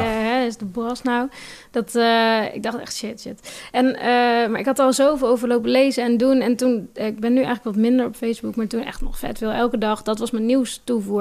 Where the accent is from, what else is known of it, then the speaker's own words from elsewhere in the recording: Nijmegen, Gelderland, Netherlands; moved away; ik kom uit Nijmegen oorspronkelijk